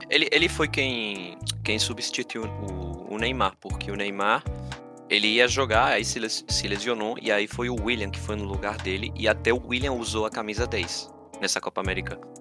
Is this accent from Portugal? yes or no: no; Argentina; Portuguese is a second language; eu como argentino